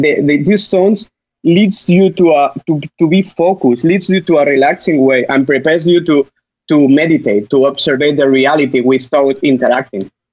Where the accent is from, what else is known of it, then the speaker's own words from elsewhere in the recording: Spain; English is a second language; I'm from Spain